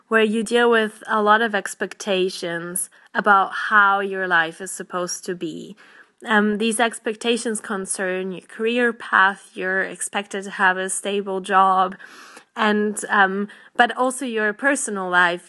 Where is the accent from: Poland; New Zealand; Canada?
Poland; now in United Kingdom; I'm from Poland originally, but I live in the United Kingdom at the moment